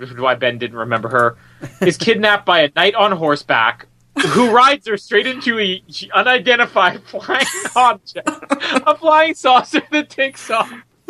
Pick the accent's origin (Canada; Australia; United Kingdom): Canada; I'm Canadian